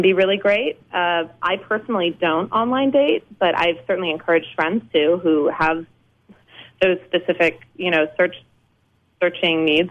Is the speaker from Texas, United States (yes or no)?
no; New Orleans, Louisiana, United States; also born or lived in New York; now in Los Angeles, United States; I live here. Yeah, I'm from New Orleans